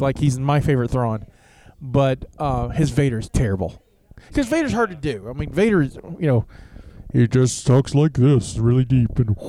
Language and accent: English; the South, Southern United States, United States; being a Southerner